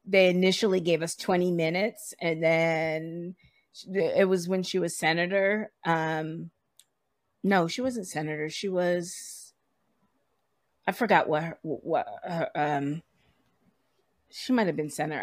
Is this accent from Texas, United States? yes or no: no; Providence, Rhode Island, United States; moved away as an adult; now in New York, United States; I am originally from Providence, Rhode Island, and, uh, grew up there.